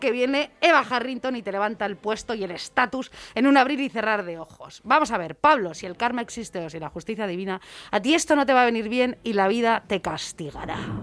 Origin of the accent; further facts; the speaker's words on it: Madrid, Community of Madrid, Spain; yo soy de Madrid